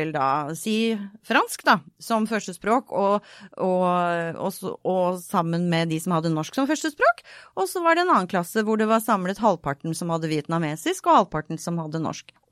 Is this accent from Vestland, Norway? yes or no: yes; Bergen, Vestland, Norway; Så jeg flyttet eh, rundt. Og jeg har vokst opp i Bergen. Og møtte veldig fort ganske mange negative holdninger til det å være østlending i Bergen.